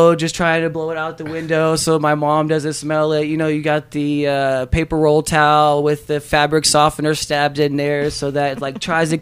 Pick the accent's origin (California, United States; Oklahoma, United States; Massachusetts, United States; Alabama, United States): Oklahoma, United States; Bartlesville; also born or lived in Tulsa, Oklahoma / Florida; I was born in Tulsa. From there, I went to go live with my dad in Florida for a little bit, and then I came back and finished out high school in Bartlesville